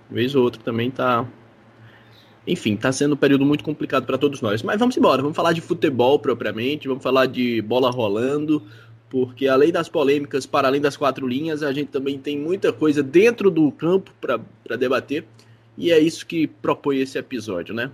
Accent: Brazil; Se a gente nasceu no Brasil, que é o país do futebol, do carnaval

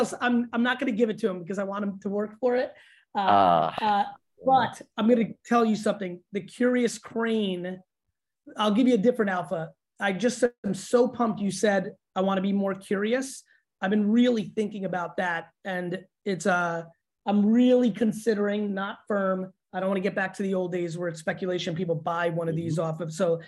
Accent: Russia; born there; so I was born in the Soviet Union.

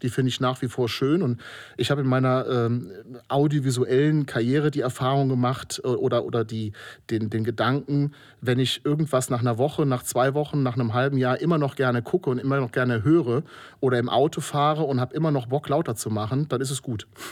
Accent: Kobern-Gondorf, Rhineland-Palatinate, Germany; moved away as an adult; now in Trier, Germany; seit 15 Jahren Wahltrierer und komme aus Kobern-Gondorf an der Mosel

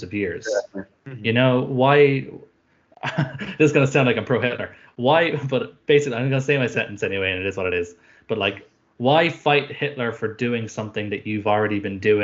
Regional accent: Ireland; being Irish

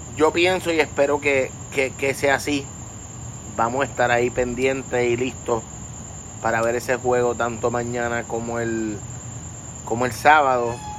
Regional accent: Puerto Rico; un puertorriqueño

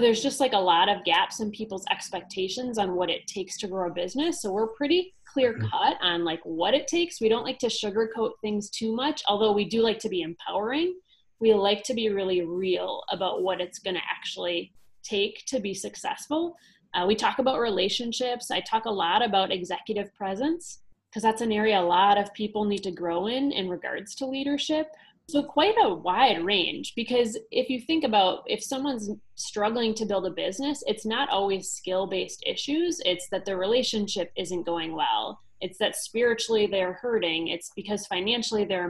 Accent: United States; growing up in the States

